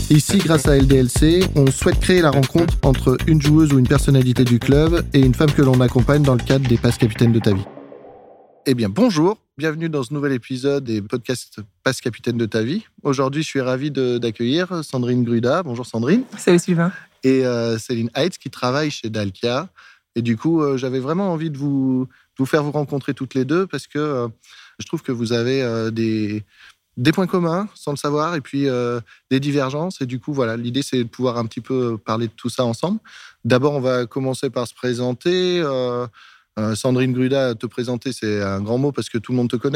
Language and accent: French; Martinique; also born or lived in Cannes; suis pas née en Martinique. Ah. Je suis née à Cannes, mais je suis martiniquaise.